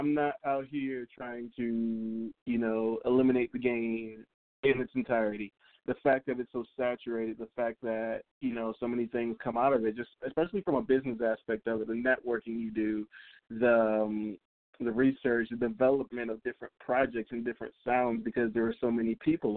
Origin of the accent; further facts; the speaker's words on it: South Florida, United States; I am a rapper from South Florida